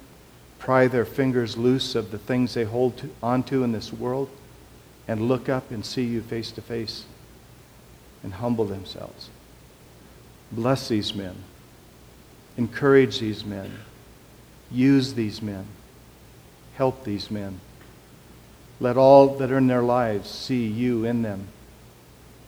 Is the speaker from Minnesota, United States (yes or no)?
no; Portland, Oregon, United States; I'm from East Portland